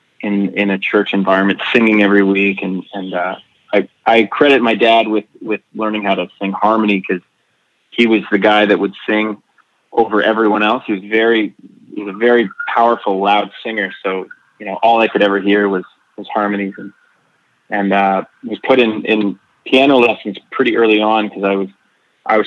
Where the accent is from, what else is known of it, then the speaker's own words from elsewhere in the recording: Nova Scotia, Canada; I grew up in Nova Scotia